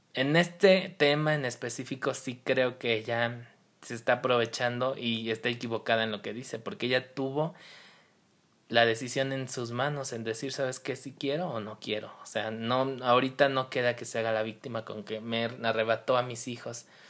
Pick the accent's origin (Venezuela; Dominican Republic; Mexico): Mexico; nosotros como mexicanos